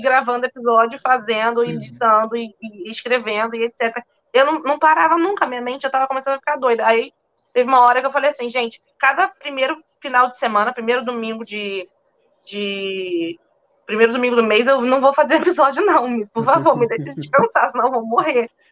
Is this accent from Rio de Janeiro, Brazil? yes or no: yes; Magé, Rio de Janeiro, Brazil; moved away as an adult; also born or lived in France / London; now in New York, United States; eu fiz lá em Magé, que foi onde eu nasci, cresci